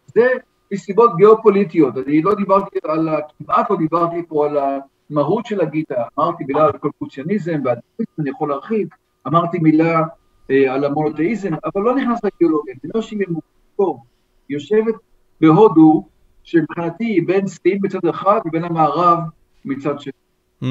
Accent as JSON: {"language": "Hebrew", "town": "Ramot HaShavim", "region": "Central District", "country": "Israel", "tie": "born or raised there", "said": "גדלנו ביחד ברמות השבים"}